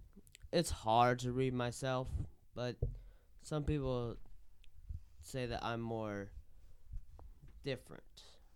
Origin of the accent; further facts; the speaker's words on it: East Tennessee, United States; accent: East Tennessee; it's because of my East Tennessee accent.